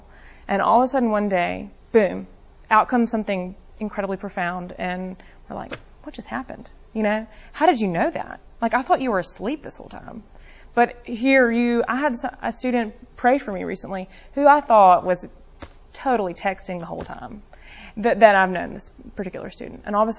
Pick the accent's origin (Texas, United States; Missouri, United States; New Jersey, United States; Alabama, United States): Alabama, United States; Birmingham; I grew up here in Birmingham, so I have limited experience with this